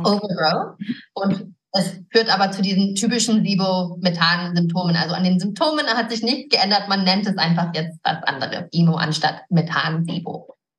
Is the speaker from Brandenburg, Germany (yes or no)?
no; Garmisch-Partenkirchen, Bavaria, Germany; moved away as an adult; also born or lived in United States; now in Idstein, Germany; ich bin auch hier geboren. Meine Eltern sind Amerikaner und ich bin hier in, in Garmisch in den Bergen aufgewachsen